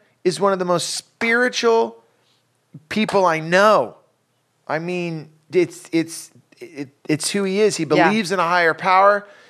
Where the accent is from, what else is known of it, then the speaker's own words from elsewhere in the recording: California, United States; And it's amazing because I'm from the Bay Area and … was such a huge part of my life growing up.